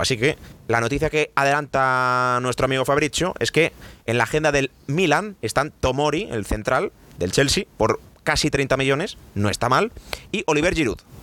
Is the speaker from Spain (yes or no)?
yes; Spain; Para eso somos españoles